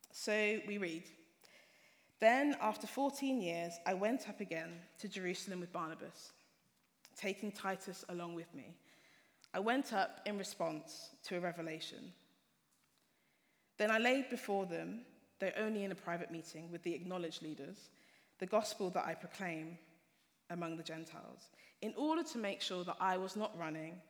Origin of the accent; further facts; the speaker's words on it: Hertfordshire, East of England, United Kingdom; moved away as an adult; now in Nottingham, United Kingdom; I grew up in Hertfordshire